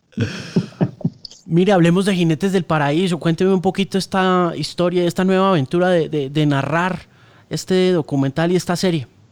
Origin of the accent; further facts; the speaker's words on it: Colombia; also born or lived in United States; a nosotros sí nos han clavado un tema de inferioridad muy bravo como colombianos en general